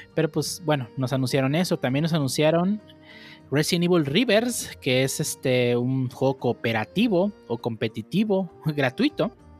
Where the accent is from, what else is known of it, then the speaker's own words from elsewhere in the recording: Nayarit, Mexico; yo soy de Nayarit